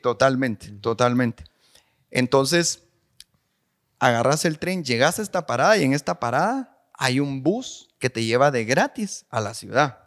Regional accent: Guatemala City, Guatemala Department, Guatemala; Yo crecí en la Nueva Monserrata, ahí arribita

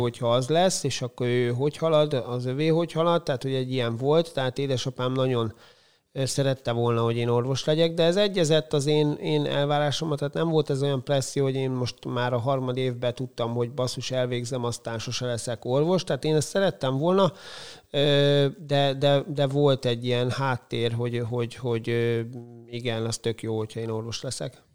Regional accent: Kiskunfélegyháza, Bács-Kiskun, Hungary; moved away as an adult; now in Szeged, Hungary; én 12 évig úsztam, Kiskunfélegyházi vagyok, ott úsztam, aztán elkerültem egyetemre

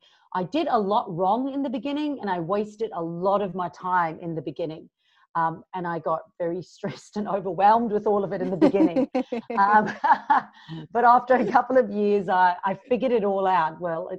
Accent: Durban, KwaZulu-Natal, South Africa; moved away as an adult; now in Gold Coast, Australia; I'm originally from South Africa, so you hear a little bit of a mixed accent. But 11 years ago, I moved from Durban, South Africa to the Gold Coast in Australia.

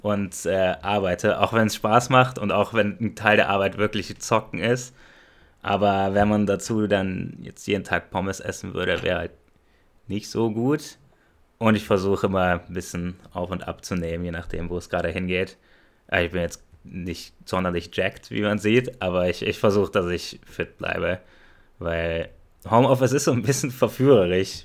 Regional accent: Germany; first language German; wir kommen alle aus Deutschland

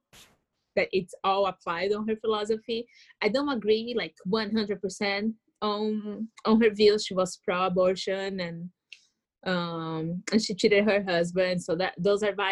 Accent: Brazil; moved away as an adult; now in United States; I was born in Latin America

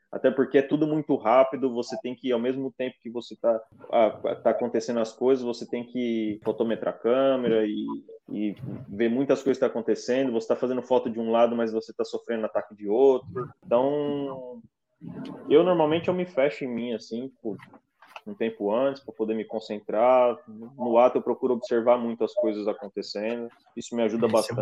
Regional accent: Brazil; moved away; ser brasileiro aqui fora

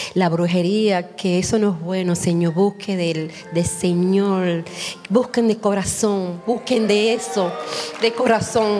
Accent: Cuba; Yo soy cubana

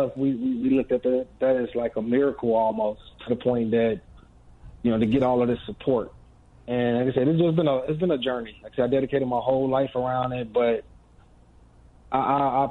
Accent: Gary, Indiana, United States; I'm from Gary, Indiana, originally

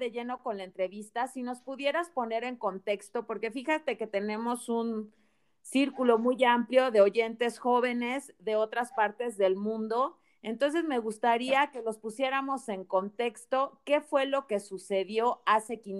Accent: Mexico

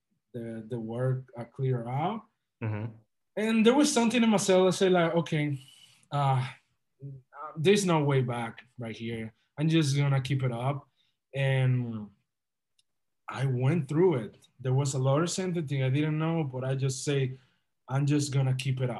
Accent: Dominican Republic; moved away as an adult; also born or lived in Boca Raton, Florida; now in Miami, United States; I'm originally from the Dominican Republic.

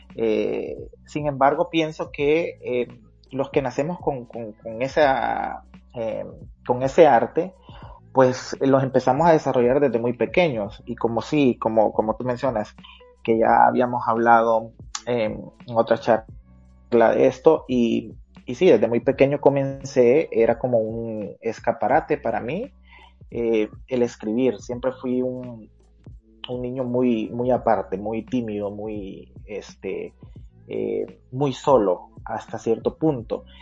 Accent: San Pedro Sula, Cortés, Honduras; realmente nací en, en, la ciudad cívica de Honduras, así le llaman a la ciudad donde, de donde soy, eh, Panchito Lloro, pero desde muy temprana edad me mudé a la capital industrial de Honduras, a San Pedro Sula

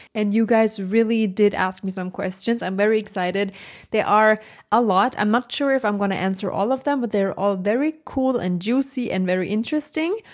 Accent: Germany; English is a second language; I'm from Germany, so English is not my first language

